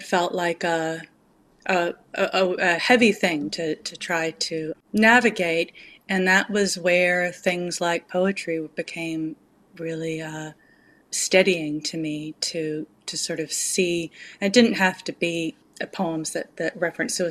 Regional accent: Auckland, New Zealand; I grew up in Auckland, which is a very rainy place.

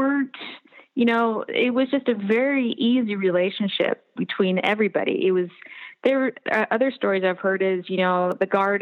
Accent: Bridgeport, Nebraska, United States; Bridgeport, which is my hometown

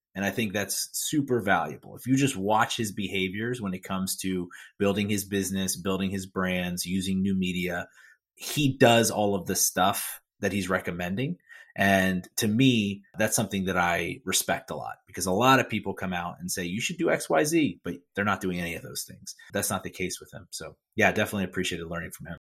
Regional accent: Philadelphia, Pennsylvania, United States; I'm from Philadelphia, Pennsylvania

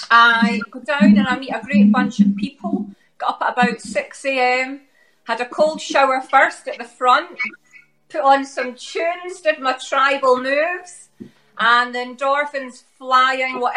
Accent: Glasgow, Scotland, United Kingdom; accent: Glaswegian

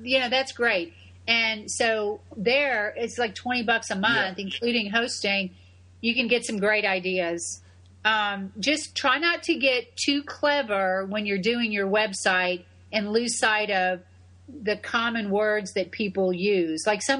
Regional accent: Tampa, Florida, United States; And it's in my hometown of Tampa.

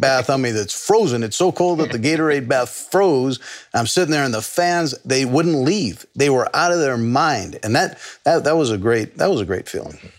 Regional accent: Los Angeles, California, United States; moved away as an adult; that was a great upbringing, uh, where I grew up in Los Angeles

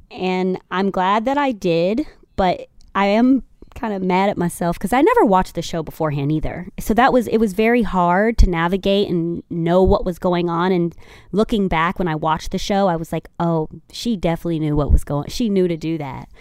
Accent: Chicago, Illinois, United States; I'm from Chicago

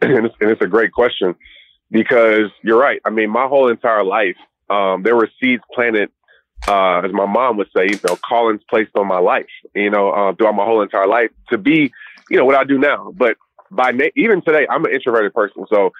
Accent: Southern United States, United States; Yeah, I'm definitely South, stayed in the South, from the South, still live here

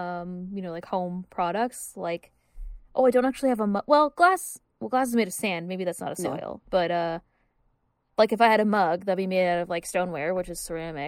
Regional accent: Virginia, United States; now in Toronto, Canada; growing up in Virginia where the soil is really clayey.

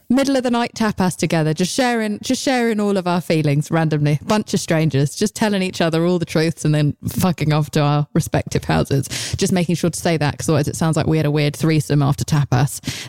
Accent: United Kingdom; I'm British

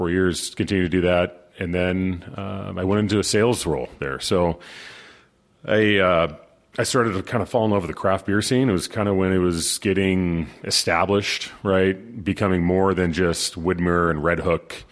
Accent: Arizona, United States; I was born and raised in Arizona and a lot of family here.

